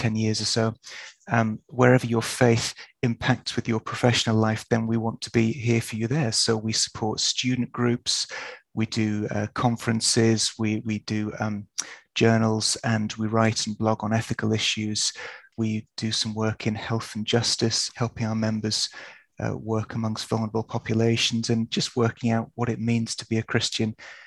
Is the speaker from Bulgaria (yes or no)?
no; Yorkshire and the Humber, United Kingdom; I grew up in Yorkshire